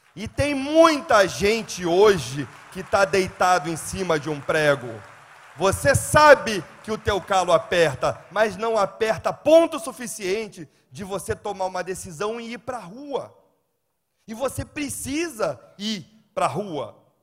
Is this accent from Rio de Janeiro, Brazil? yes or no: yes; Rio de Janeiro, Brazil; moved away; Eu sou carioca